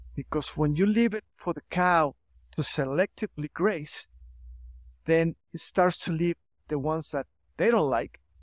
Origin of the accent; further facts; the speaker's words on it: Chihuahua, Mexico; also born or lived in St. Louis, Missouri, United States; I'm here from Chihuahua, Mexico. I've been here all my life.